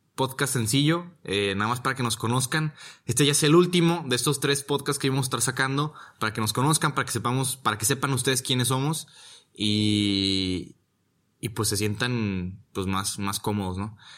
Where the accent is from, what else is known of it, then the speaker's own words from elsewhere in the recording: Guadalajara, Jalisco, Mexico; moved away as an adult; also born or lived in Monterrey, Nuevo León; now in Rome, Italy; Soy de Monterrey, Nuevo León. Pero disque, ¿no? La verdad es de que toda mi vida he vivido en, en Guadalajara. Soy más tapateo que nada